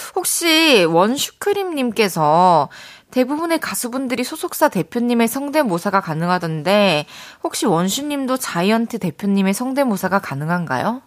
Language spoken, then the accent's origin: Korean; Changwon, South Gyeongsang, South Korea; moved away; 저는 초중고를 마산에서 나와가지고 경남대학교 저한테도 되게 친숙한 대학교인데 대거리에 있잖아요. 우리 고향